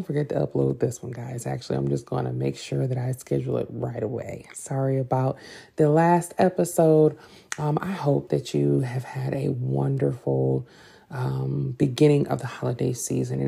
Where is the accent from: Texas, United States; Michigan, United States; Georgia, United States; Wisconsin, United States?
Michigan, United States; Detroit; I'm from Detroit, 313